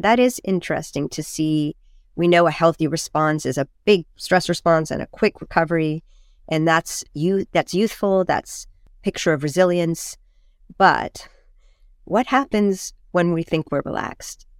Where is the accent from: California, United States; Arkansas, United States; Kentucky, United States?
California, United States; Carmel; I grew up in Carmel, which is near Big Sur and near Esalen